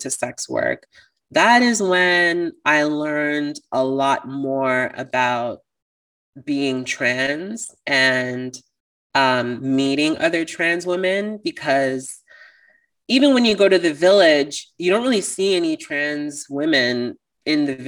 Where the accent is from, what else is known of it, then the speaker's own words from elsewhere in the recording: Toronto, Ontario, Canada; I'm from Toronto